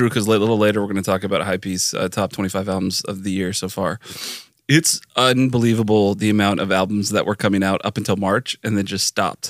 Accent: Southern California, United States; I grew up in Southern California.

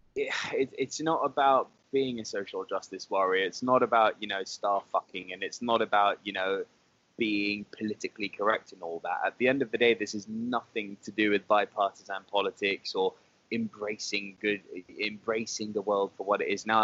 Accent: United Kingdom; I'm British

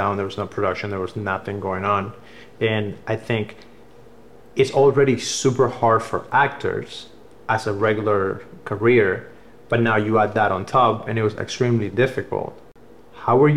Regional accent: Cuba; moved away; I grew up watching soap operas because, like, I'm from Cuba

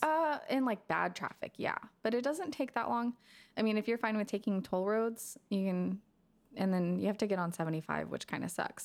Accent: McKinney, Texas, United States; I grew up in McKinney

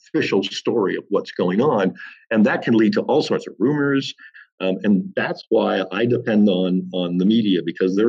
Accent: Welland, Ontario, Canada; back in my hometown of Welland

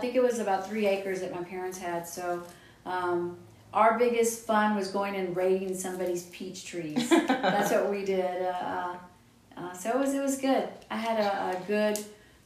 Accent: Austin, Texas, United States; I was born and raised in Past Oak Hill near Dripping Springs

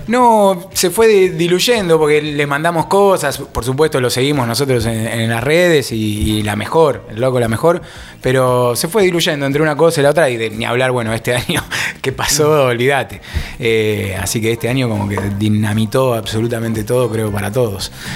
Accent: Buenos Aires, Argentina; moved away as an adult; now in Tandil, Argentina; yo soy originario de Capital, allá hace muchos años

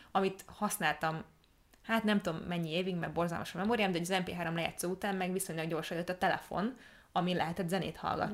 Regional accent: Hungary; Magyarországon nőttünk fel

